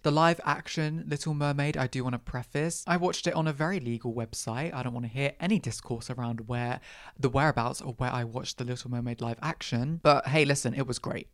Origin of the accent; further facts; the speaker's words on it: Ireland; I'm also Irish